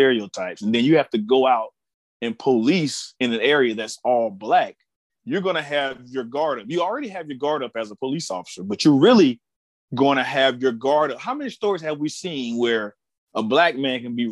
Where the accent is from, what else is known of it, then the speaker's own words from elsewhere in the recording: Ocala, Florida, United States; I'm from Ocala, Florida